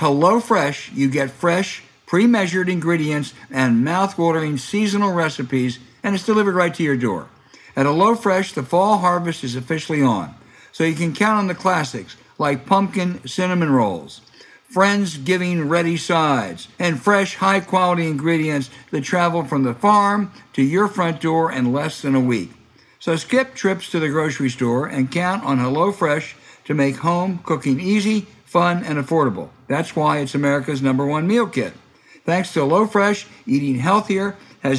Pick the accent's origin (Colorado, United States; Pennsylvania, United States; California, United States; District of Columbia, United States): Pennsylvania, United States; also born or lived in Virginia; I was born in Virginia, but I grew up in Pennsylvania